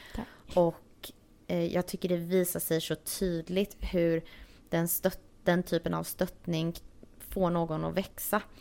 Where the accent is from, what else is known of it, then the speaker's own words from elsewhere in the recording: Varberg, Halland County, Sweden; moved away as an adult; also born or lived in Stockholm, Sweden; now in Los Angeles, United States; Jag kommer från Varberg som är en liten stad på västkusten. Men jag har bott de senaste 10-11 åren tror jag i Stockholm.